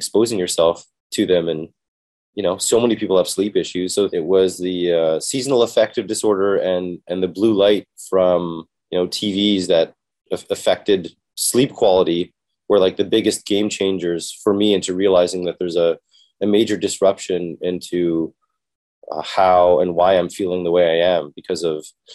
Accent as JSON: {"language": "English", "town": "Toronto", "region": "Ontario", "country": "Canada", "tie": "born or raised there", "said": "I was born and raised in Canada, Toronto."}